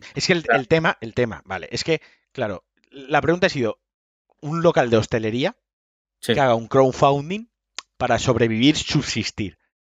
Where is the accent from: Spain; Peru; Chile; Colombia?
Spain; Valencian Community; soy valenciano